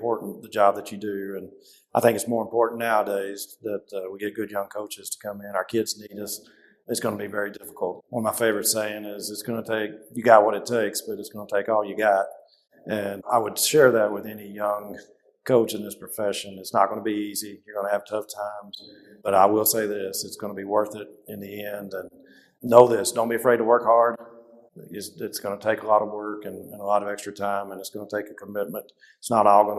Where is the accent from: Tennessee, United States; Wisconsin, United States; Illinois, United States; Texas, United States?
Texas, United States; Rockwall; also born or lived in Austin, Texas / Denton, Texas; I grew up in Rockwall and attended the University of Texas in Austin